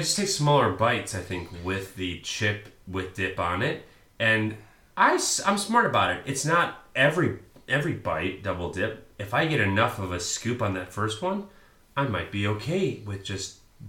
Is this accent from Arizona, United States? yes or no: no; Chicago, Illinois, United States; Oh, yeah. I'm from Chicago.